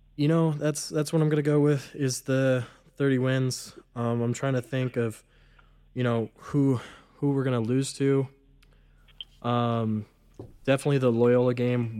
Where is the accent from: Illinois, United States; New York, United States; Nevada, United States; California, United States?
Nevada, United States; Southern; moved away as an adult; now in Reno, United States; I'm from Southern Nevada